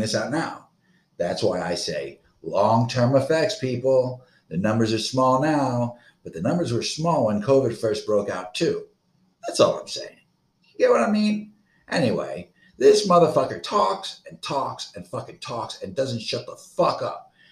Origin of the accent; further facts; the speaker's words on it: Florida, United States; I am from Florida